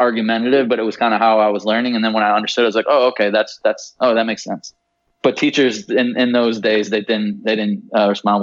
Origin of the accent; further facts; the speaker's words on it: Traverse City, Michigan, United States; I grew up in right outside of Traverse City, Michigan.